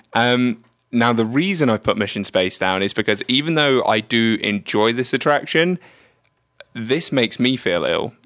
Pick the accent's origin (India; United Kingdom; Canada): United Kingdom; England; moved away; I grew up in England, in the United Kingdom.